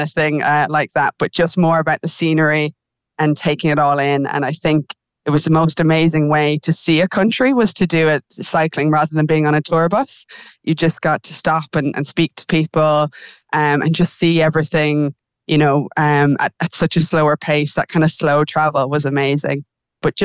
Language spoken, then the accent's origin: English; Ireland; being Irish